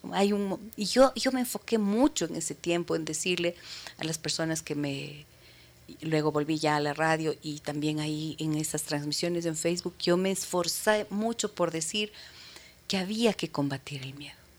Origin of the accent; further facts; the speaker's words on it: Imbabura, Ecuador; Imbabura, ¿no? A mi tierra